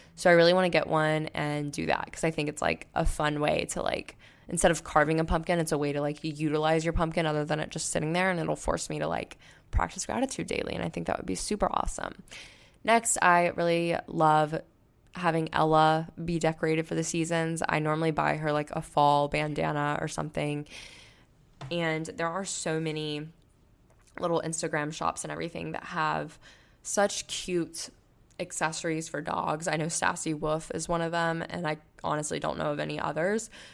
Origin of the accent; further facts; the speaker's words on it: Panama City, Florida, United States; moved away as an adult; also born or lived in Tuscaloosa, Alabama; I grew up in Panama City